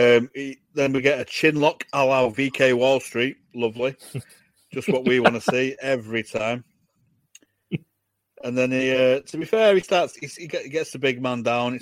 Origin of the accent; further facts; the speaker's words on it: Manchester, North West England, United Kingdom; it's a completely different accent where I'm from. I'm from Manchester